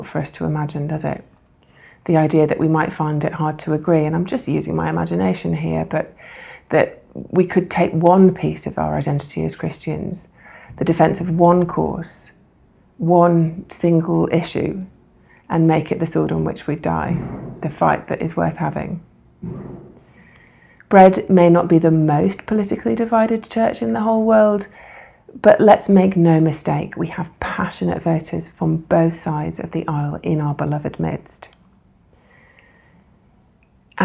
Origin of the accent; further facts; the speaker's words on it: United States; as American citizens